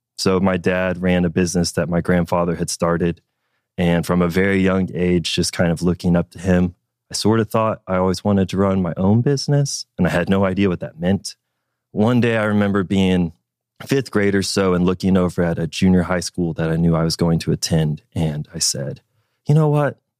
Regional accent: Fort Smith, Arkansas, United States; I was born in Fort Smith, Arkansas. That's where I was raised.

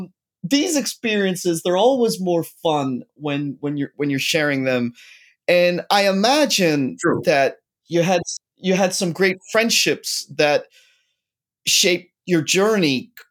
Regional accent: Ireland; moved away; I grew up in Ireland

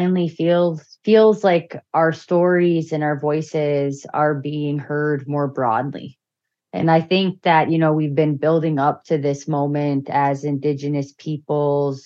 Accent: Bemidji, Minnesota, United States; also born or lived in Red Lake Nation; now in St. Paul, United States; back home in Bemidji

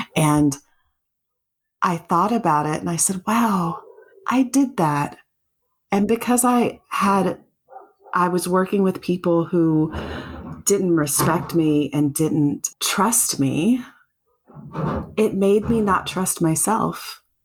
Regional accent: South Carolina, United States; Growing up in South Carolina

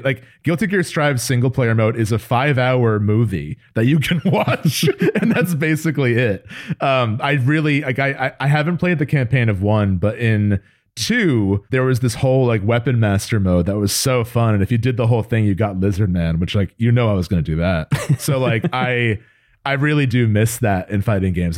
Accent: New Jersey, United States; we grew up in Jersey

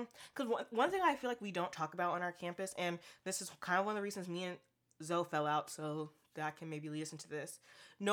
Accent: Portland, United States; I'm from Portland, too, so I speak where I've grown up

